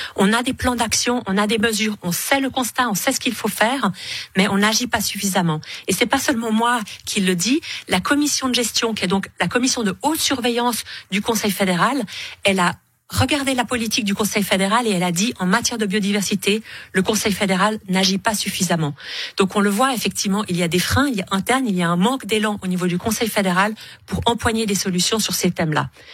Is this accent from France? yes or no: no; Switzerland; en tant que Suisse